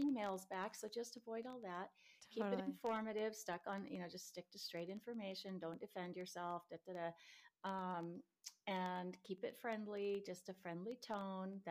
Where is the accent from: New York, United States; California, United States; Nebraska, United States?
Nebraska, United States; now in San Diego, United States; I grew up in Nebraska and the roads are really icy sometimes and I hated it